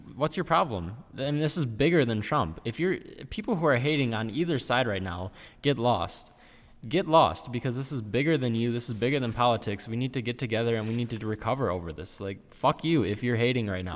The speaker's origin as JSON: {"language": "English", "country": "United States", "said": "we as the American people"}